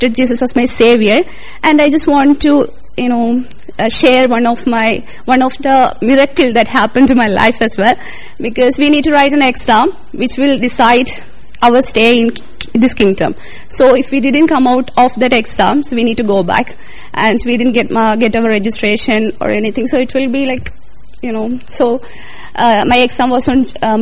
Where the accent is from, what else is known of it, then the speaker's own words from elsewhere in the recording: India; moved away as an adult; now in London, United Kingdom; I'm all the way from India